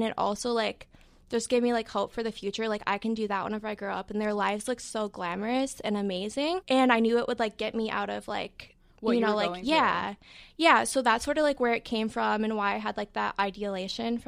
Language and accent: English; Chicago, Illinois, United States; I'm from Chicago